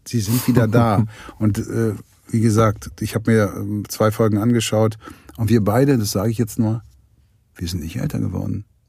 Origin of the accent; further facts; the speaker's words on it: the West, West Germany, Germany; ich bin ja nun hier im Westen groß geworden